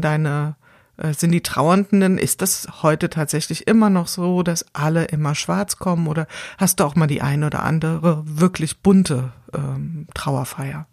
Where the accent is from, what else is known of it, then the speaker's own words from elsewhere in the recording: Wiesbaden, Hesse, Germany; ich komme ja hier aus Wiesbaden